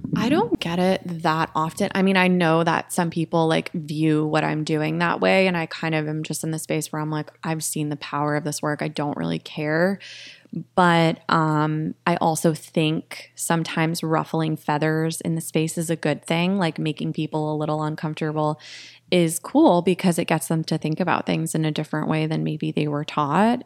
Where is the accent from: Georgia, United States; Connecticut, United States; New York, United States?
Connecticut, United States; moved away as an adult; also born or lived in Florida / Storrs (UConn), Connecticut / Boston, Massachusetts; now in Austin, United States; I grew up in Connecticut, went to Yukon, and then lived in Boston for eight years before I moved here last year